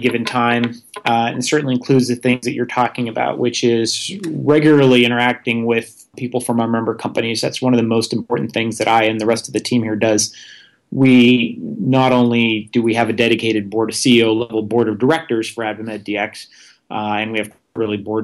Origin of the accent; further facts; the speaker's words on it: Vermont, United States; moved away; I had an opportunity to go work for my home state senator, Patrick Leahy